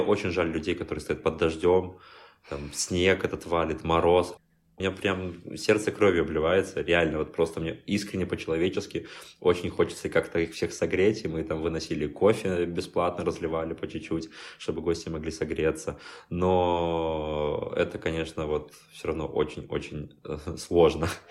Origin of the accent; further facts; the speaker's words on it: Belarus; moved away as an adult; also born or lived in Minsk, Belarus; now in Warsaw, Poland; мне как белорус